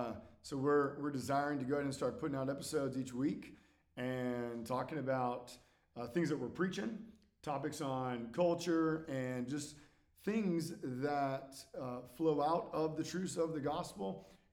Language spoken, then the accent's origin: English; California, United States; born or raised there